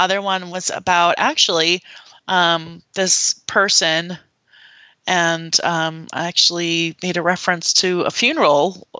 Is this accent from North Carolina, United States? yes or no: no; small town near Fargo, North Dakota, United States; born or raised there; moved away